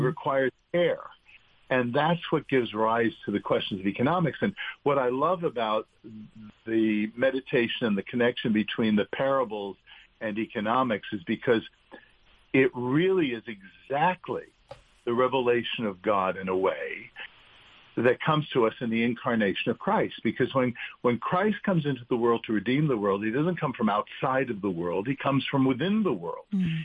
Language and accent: English; New York City, New York, United States; growing up in New York.